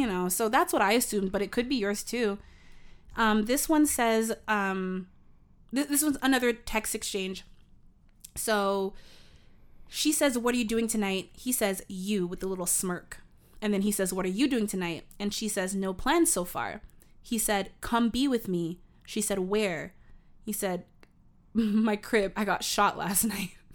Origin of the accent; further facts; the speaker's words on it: Canada; I'm Canadian